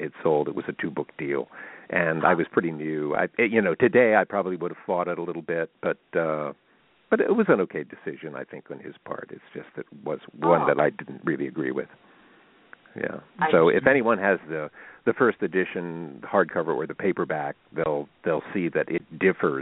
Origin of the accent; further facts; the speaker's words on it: Elizabethtown, Pennsylvania, United States; my hometown of Elizabethtown, where I actually still live